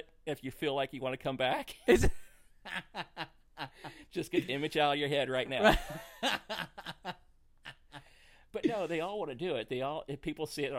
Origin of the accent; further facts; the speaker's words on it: Missouri, United States; accent: twang; I grew up in Missouri